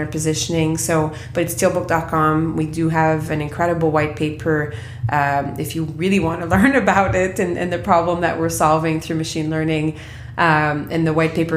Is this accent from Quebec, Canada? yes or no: yes; Quebec, Canada; I come from Quebec